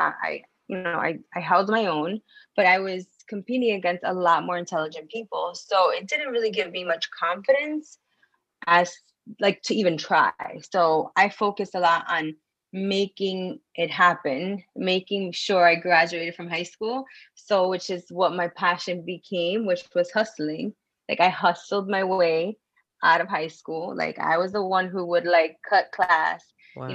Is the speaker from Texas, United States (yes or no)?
no; New York City, New York, United States; moved away; also born or lived in Florida; I'm from New York City, by the way, originally in Washington Heights.